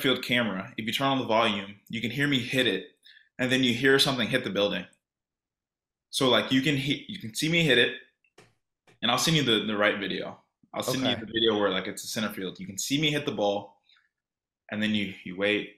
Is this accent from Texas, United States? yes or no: yes; Sugar Land, Texas, United States; I'm from Sugar Land